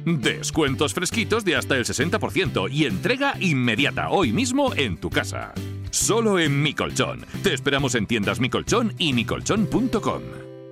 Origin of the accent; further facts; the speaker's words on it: Punta Umbría, Andalusia, Spain; en mi tierra, en Huelva, en Punta Umbría